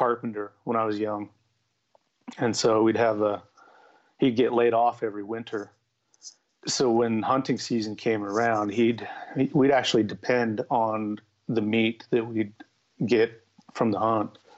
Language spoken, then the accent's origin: English; Utah, United States; I was born and raised in Utah